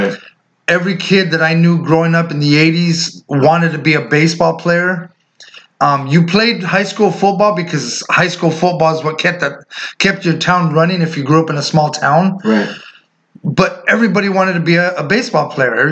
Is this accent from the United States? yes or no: yes; West Coast, United States; So, um, like you said, us growing up in the West Coast